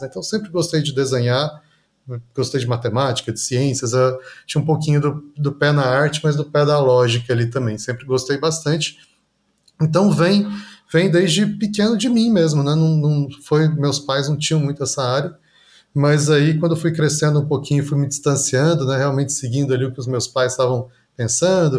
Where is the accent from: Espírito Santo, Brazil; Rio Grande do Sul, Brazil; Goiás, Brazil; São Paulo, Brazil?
Goiás, Brazil; Goiânia; Eu sou nascido em Goiânia, né, no estado de Goiás aqui